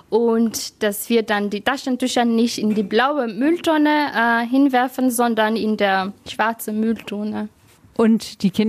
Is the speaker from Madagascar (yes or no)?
yes; Madagascar; now in Germany; weil ich komme ja auch aus dem Land, also aus Madagaskar, wo zum Beispiel gar nicht das Müll nicht trennen.